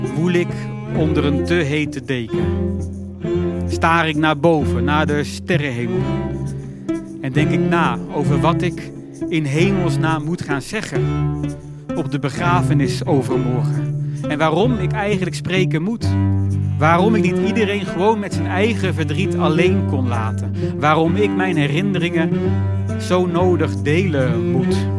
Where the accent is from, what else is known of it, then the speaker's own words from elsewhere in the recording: northern Netherlands, Netherlands; moved away; In een doorsnee dorp met doorzonwoningen hoog in het noorden van Nederland